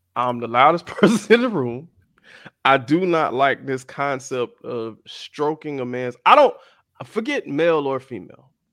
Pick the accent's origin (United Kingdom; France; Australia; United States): United States; South Florida; growing up in South Florida, a lot of people I grew up around were Caribbean